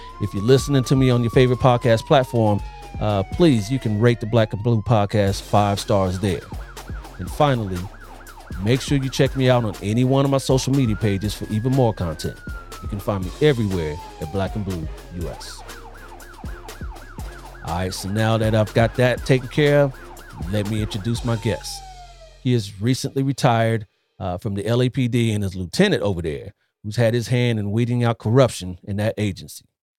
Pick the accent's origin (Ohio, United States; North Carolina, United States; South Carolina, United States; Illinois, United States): Ohio, United States; Columbus; now in California, United States; I'm originally from Columbus, Ohio.